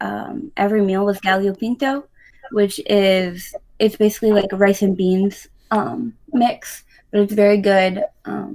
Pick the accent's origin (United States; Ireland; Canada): United States; Pennsylvania; moved away as an adult; now in Grand Rapids, United States; I grew up in Pennsylvania.